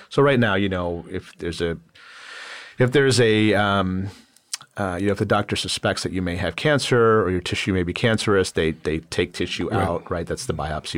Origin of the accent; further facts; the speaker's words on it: Rochester, New York, United States; I grew up in Rochester, New York